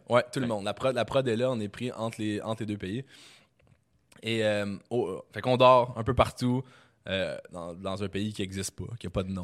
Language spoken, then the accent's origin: French; Quebec, Canada; je suis québécois, puis que je, baragouine l'anglais